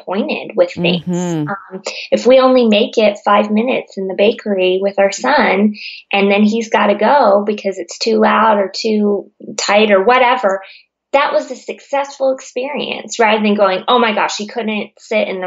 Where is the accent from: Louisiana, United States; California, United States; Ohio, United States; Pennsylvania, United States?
California, United States; now in Virginia, United States; I grew up in California, so this Virginia business is not like winter here is not working for me